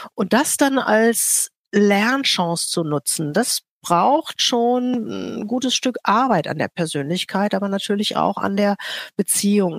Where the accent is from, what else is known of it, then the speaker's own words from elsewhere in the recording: Rhineland, Germany; Ich komme aus dem Rheinland